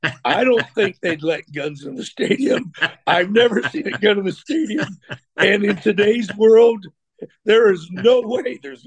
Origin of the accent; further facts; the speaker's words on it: West Coast, United States; And I grew up on the West Coast, and I grew up watching the Rose Bowl